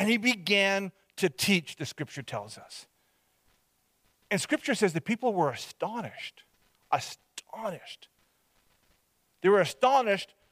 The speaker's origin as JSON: {"language": "English", "town": "Hope", "region": "British Columbia", "country": "Canada", "tie": "born or raised there", "moved": "yes", "said": "I was from Hope, BC, that I was born and raised there."}